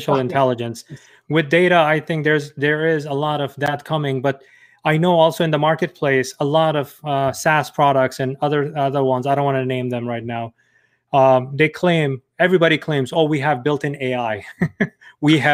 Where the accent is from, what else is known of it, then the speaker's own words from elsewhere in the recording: New York, United States; I'm a New Yorker